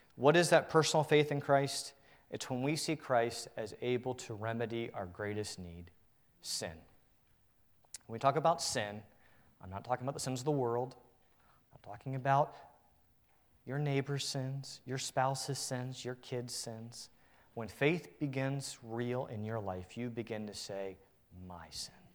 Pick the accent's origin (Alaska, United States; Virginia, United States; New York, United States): Virginia, United States; Northern; I'm from the Northern Virginia area.